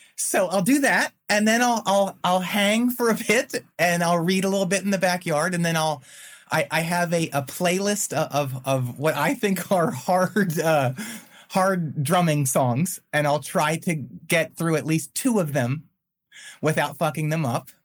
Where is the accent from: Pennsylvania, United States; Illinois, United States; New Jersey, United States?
Pennsylvania, United States; outside of Philadelphia; also born or lived in Winston-Salem, North Carolina; now in Chapel Hill, United States; I grew up outside of Philadelphia, about 35 miles in the f- farmlands